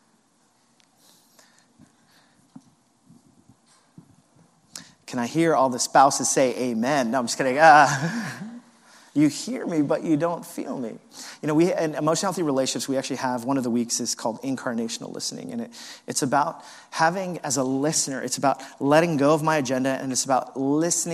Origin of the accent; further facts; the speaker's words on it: New York, United States; as a New Yorker